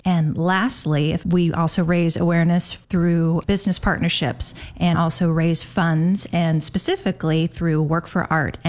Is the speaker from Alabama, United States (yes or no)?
no; Portland, Oregon, United States; I grew up in Portland